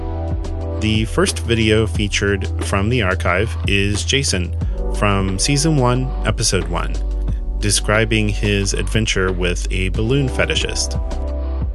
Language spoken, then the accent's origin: English; Kansas, United States; I was growing up in Kansas in the 1980s